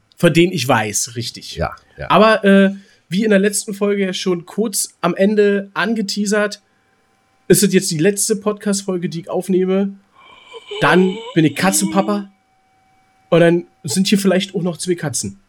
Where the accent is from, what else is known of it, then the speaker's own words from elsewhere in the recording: Berlin, Germany; Ich bin Berliner